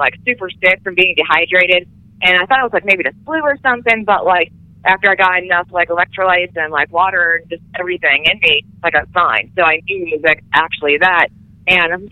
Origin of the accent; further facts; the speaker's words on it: Pittsburgh, Pennsylvania, United States; that's my hometown. You know, that's where I grew up